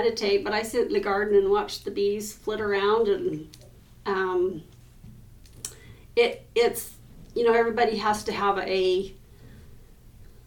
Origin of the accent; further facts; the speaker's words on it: Preston, Idaho, United States; moved away as an adult; also born or lived in Bancroft, Idaho; now in Logan, United States; I grew up in Preston